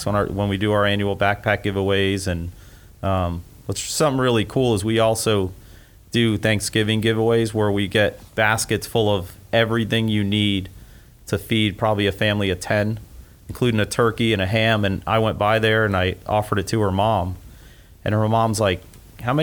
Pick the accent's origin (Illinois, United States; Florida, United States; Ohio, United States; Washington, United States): Florida, United States; Miramar; also born or lived in Hollywood, Florida / Fort Lauderdale, Florida; now in Gainesville, United States; I grew up in South Florida, Hollywood, Fort Lauderdale, actually Miramar is where I went to school